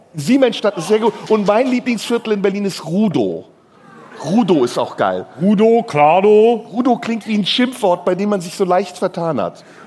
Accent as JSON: {"language": "German", "country": "Turkey", "moved": "yes", "said": "meine ehemaligen Landsleute, die Türken"}